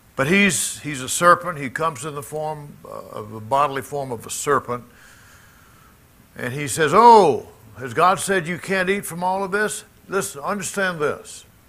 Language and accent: English; Jackson, Mississippi, United States; moved away; Jackson, my hometown.